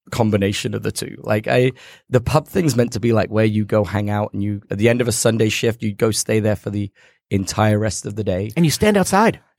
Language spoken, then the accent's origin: English; United Kingdom; So the Brits, we like to pretend we're really British, but to be honest, we're like invaded by every country known to man.